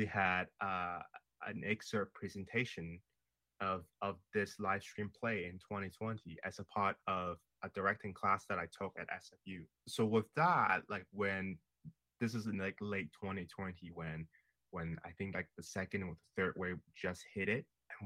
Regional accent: Hong Kong; now in Canada; I am from Hong Kong and I never had that education.

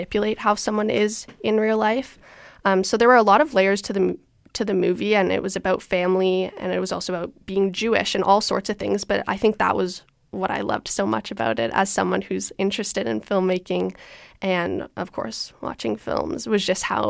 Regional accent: Toronto, Ontario, Canada; I'm from Toronto.

